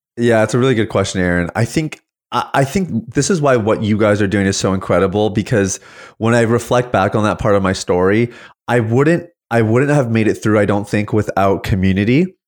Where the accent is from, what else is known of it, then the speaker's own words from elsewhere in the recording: Saskatchewan, Canada; now in St. Catharines, Canada; I was actually born and raised in the prairies.